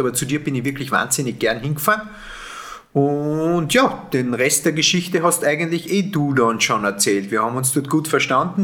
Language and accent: German; Austria; ich bin ja kein Deutscher und, und, und komme aus dem österreichischen